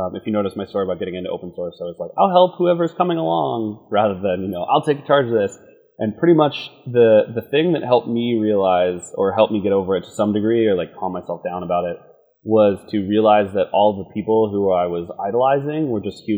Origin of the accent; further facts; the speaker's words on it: Pittsburgh, Pennsylvania, United States; moved away as an adult; also born or lived in Los Angeles / San Francisco; now in New York, United States; I grew up in a town called Pittsburgh, Pennsylvania